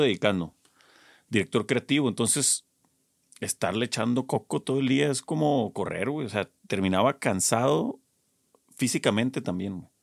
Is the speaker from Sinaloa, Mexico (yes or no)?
yes; Culiacán, Sinaloa, Mexico; yo soy de Culiacán